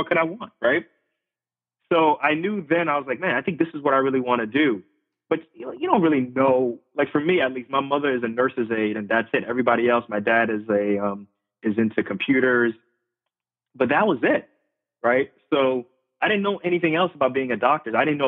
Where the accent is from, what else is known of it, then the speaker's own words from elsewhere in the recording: Queens, New York, United States; Like, I grew up in New York City. I grew up in Left Rack City, if anybody's familiar with that. Spent like the first 10 years of my life in Left Rack City in Queens